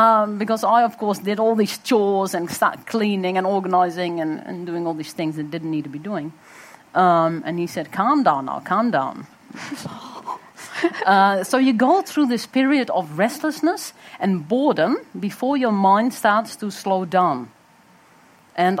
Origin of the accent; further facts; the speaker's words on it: Netherlands; moved away as an adult; now in New Zealand; I was also growing up in Holland